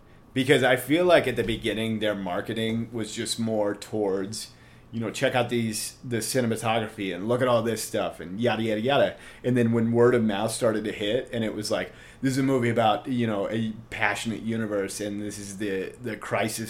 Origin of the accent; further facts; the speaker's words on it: United States; I'm an American